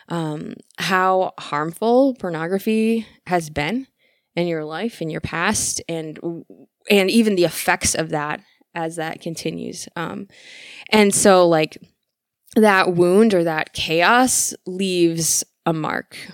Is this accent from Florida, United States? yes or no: no; Michigan, United States; moved away as an adult; also born or lived in California; growing up in Michigan